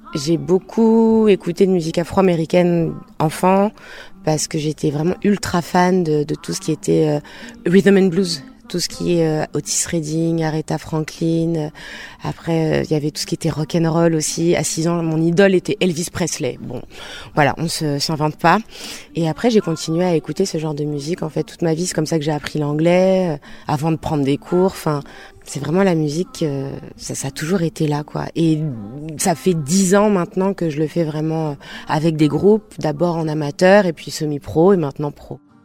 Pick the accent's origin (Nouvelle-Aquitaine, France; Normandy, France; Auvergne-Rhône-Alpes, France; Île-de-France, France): Nouvelle-Aquitaine, France; Bordeaux; Je viens de Bordeaux